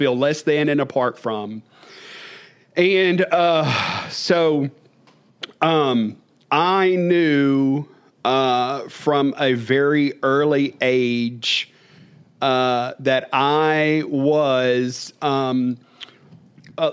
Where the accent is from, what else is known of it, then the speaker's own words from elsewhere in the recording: Stanley, Louisiana, United States; I grew up in Podunk, Louisiana, a little community called Stanley, population 15